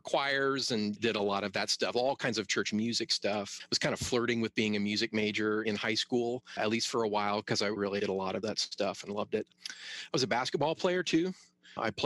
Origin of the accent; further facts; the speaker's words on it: Western Ohio, United States; moved away as an adult; now in St. Louis, United States; I am from a little rural town in Western Ohio.